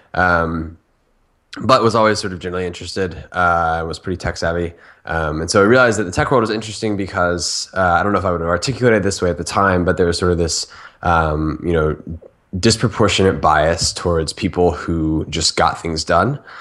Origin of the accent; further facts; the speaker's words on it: Orlando, Florida, United States; moved away as an adult; now in San Francisco, United States; I'm from Orlando, Florida. Uh, grew up there